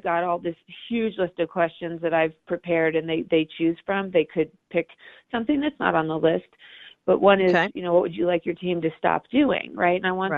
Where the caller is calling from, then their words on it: Denver, Colorado, United States; So I'm calling from Denver.